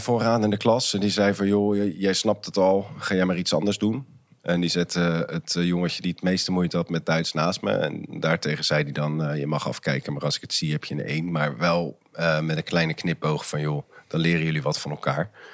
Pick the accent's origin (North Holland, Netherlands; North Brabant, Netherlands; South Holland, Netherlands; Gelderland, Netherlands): South Holland, Netherlands; Maassluis; also born or lived in Rotterdam; ik ben opgegroeid in Maasluis